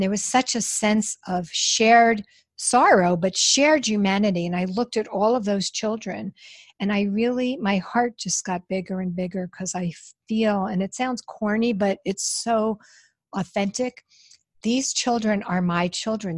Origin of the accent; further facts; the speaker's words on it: New York, United States; I'm from New York.